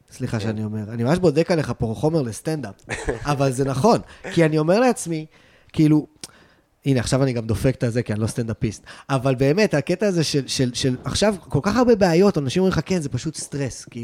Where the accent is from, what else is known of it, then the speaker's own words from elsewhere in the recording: Tel Aviv, Tel Aviv District, Israel; also born or lived in Los Angeles; אני בא מבית תל אביבי, אני אה, מתל אביב.